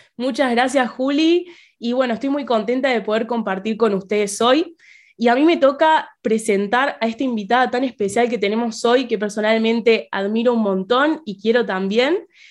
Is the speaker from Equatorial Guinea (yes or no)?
no; Argentina; yo como fiel argentina